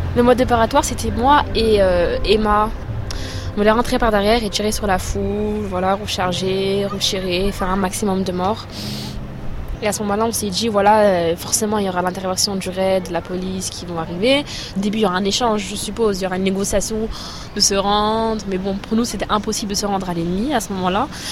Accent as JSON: {"language": "French", "town": "Chambéry", "region": "Auvergne-Rhône-Alpes", "country": "France", "said": "je vais avoir 19 ans et euh, je viens de Chambéry"}